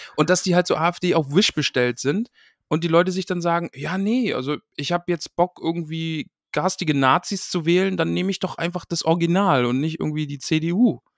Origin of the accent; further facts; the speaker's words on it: Greifswald, Mecklenburg-Vorpommern, Germany; moved away; ich bin aus dem Osten, ich bin in, in Greifswald, Mecklenburg-Vorpommern bin ich groß geworden, tiefster Osten.